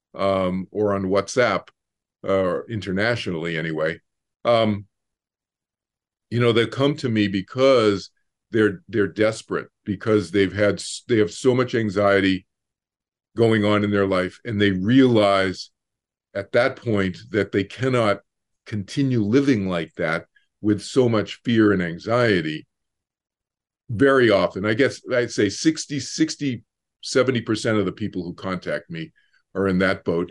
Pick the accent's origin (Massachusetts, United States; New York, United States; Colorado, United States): Massachusetts, United States; Boston; moved away; growing up in Boston